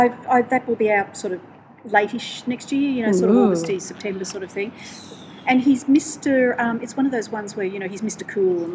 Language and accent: English; Brisbane, Queensland, Australia; Welcome to Brisbane, my hometown.